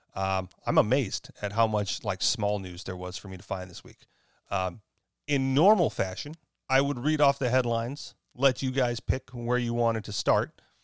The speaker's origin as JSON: {"language": "English", "region": "Hawaii", "country": "United States", "moved": "yes", "said": "I am from Hawaii, even though I chose to move."}